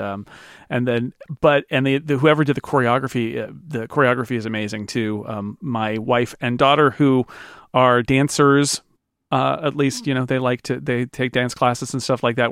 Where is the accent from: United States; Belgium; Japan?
United States; as an American growing up